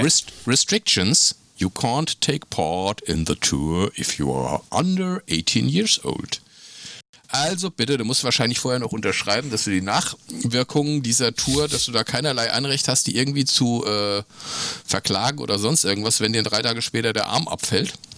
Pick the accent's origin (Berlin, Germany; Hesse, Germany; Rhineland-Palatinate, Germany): Hesse, Germany; also born or lived in Bielefeld; für mich als Hesse